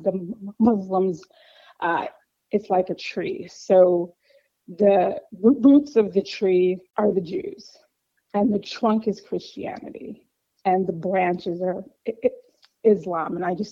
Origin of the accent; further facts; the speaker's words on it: Chicago, Illinois, United States; I grew up in Chicago, left a couple times for work, but now I'm back